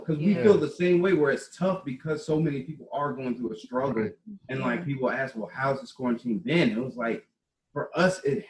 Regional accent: Richmond, Virginia, United States; moved away as an adult; also born or lived in Oklahoma / South Dakota; now in Chicago, United States; we're originally from Virginia, Richmond, Virginia.

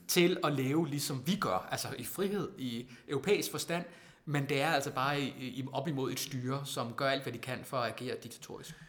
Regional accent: Randers, Central Denmark Region, Denmark; jeg er jo fra Randers

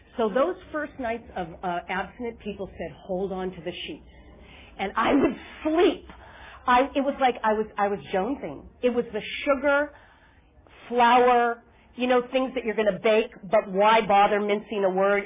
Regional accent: Boston, Massachusetts, United States; Boston, Massachusetts, where I'm from

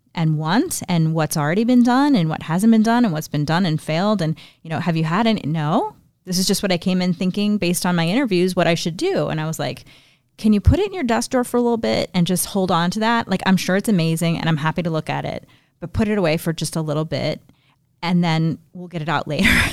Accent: Northeast Indiana, United States; in my hometown, we have something called Young Leaders of Northeast Indiana

